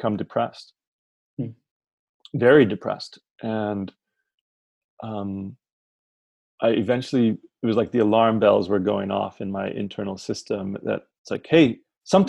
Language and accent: English; Omaha, Nebraska, United States; moved away as an adult; also born or lived in Cairo, Egypt / Boston; move back to my hometown, to Omaha